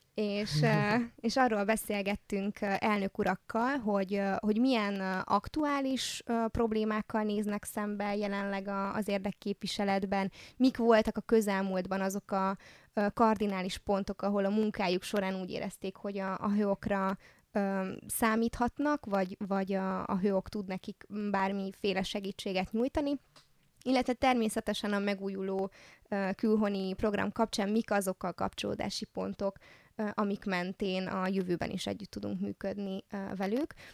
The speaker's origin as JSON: {"language": "Hungarian", "town": "Târgu Mureș", "region": "Mureș County", "country": "Romania", "tie": "born or raised there"}